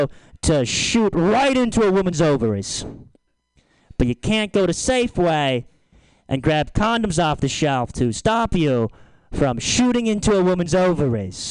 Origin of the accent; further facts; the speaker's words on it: Lagunitas, California, United States; I'm from Lagunitas